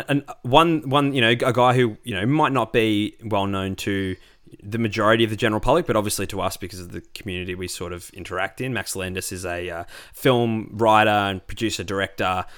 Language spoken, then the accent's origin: English; Australia; also born or lived in Melbourne; As a white Australian